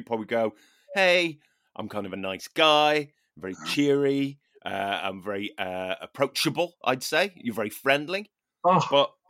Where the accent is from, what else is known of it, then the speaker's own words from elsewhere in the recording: Ireland; I mean, you know, I'm Irish, therefore, you know, got some Viking in there, right?